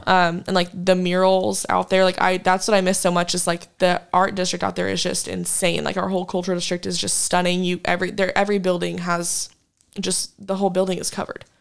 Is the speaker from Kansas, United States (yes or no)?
yes; Wichita, Kansas, United States; moved away as an adult; now in Fort Worth, United States; my hometown back in Kansas